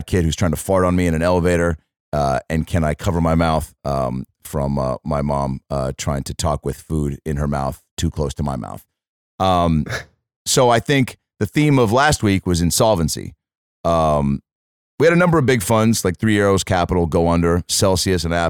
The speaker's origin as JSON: {"language": "English", "town": "Seattle", "region": "Washington", "country": "United States", "tie": "born or raised there", "moved": "yes", "said": "my hometown"}